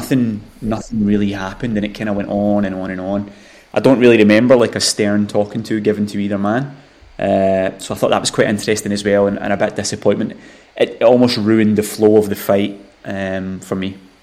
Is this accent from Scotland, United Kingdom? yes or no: yes; Scotland, United Kingdom; as a Scottish boxing fan